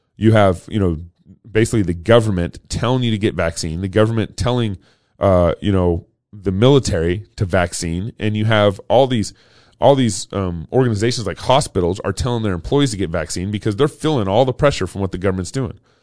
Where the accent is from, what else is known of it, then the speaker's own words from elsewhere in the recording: Texas, United States; growing up in Texas in the 80s.